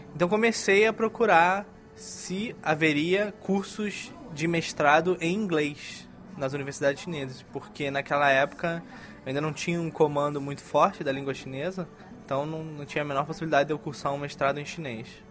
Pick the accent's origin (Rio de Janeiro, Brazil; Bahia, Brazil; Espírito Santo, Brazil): Rio de Janeiro, Brazil; moved away as an adult; also born or lived in United States; now in China; Cresci toda a minha vida no Rio de Janeiro